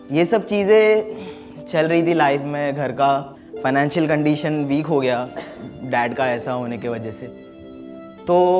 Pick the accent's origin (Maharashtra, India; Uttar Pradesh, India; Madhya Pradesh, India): Maharashtra, India; Mumbai; मैं कांदीवली को रिप्रेजेंट बहुत करता हूँ मैं कांदीवली में पैदा हुआ